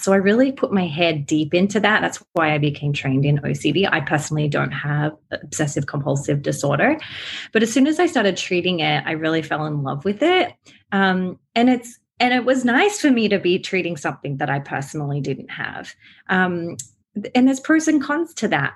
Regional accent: Australia; accent: Aussie; now in United States; I live here in America, but I am Australian. That's why my accent is a little, you know, Aussie.

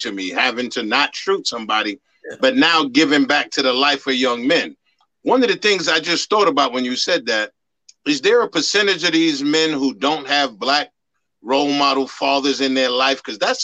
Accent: New York City, New York, United States; I grew up in the Bronx

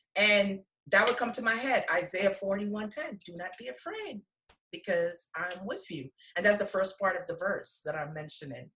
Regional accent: Guyana; now in United States; I'm from Guyana

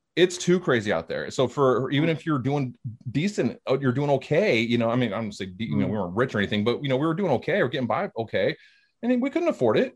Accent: Hayward, California, United States; moved away as an adult; now in Alabama, United States; I'm originally yeah. from California was uh, born and raised in the Bay Area, Hayward, California, and um, uh, now I live in the South, live in Alabama

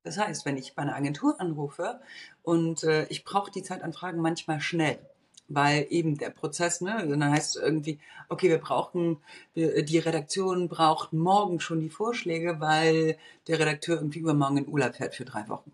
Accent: Bulgaria; moved away; also born or lived in Munich, Germany; Ich bin, wie gesagt, im Osten aufgewachsen, in Bulgarien geboren

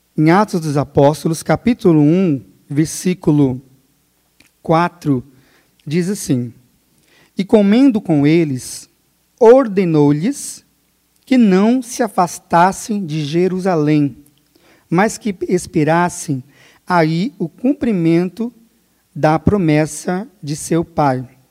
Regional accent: Porto Murtinho, Mato Grosso do Sul, Brazil; Eu sou natural também da cidade de Porto Murtinho

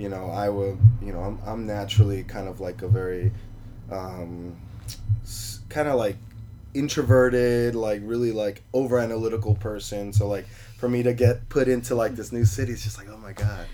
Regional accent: New York City, New York, United States; now in Las Vegas, United States; I was born in New York

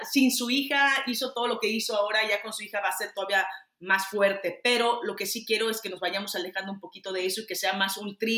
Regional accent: Mexico; o estamos porque soy mexicana, aunque esté de este lado

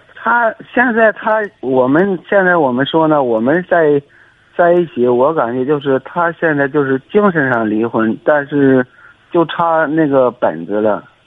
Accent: Xingtai, Hebei, China; 我是邢台的，河北邢台的

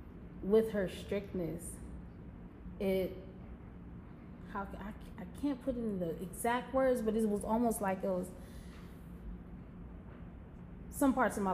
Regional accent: Milwaukee, Wisconsin, United States; my hometown, which is Milwaukee, Wisconsin.

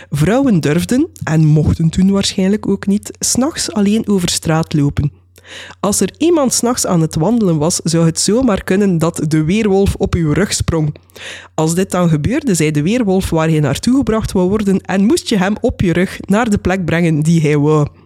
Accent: Dilsen-Stokkem, Limburg, Belgium; moved away as an adult; now in Netherlands; Ondertussen woon ik al, gok ik, zo'n vier jaar in Nederland, maar ik ben opgegroeid in Hartje Limburg, weliswaar in Dilsemstokken.

